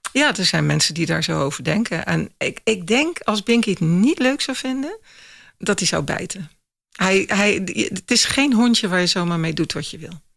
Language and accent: Dutch; Axel, Zeeland, Netherlands; Ik kom uit Zeeuws-Vlaanderen, uit Axel